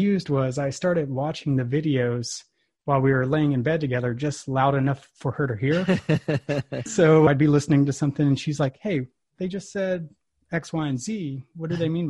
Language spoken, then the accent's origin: English; Texas, United States; now in Alabama, United States; I'm from Texas originally